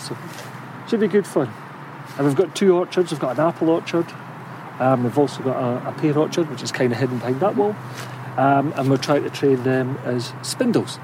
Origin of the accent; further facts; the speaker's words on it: St Andrews, Scotland, United Kingdom; I'm from St Andrews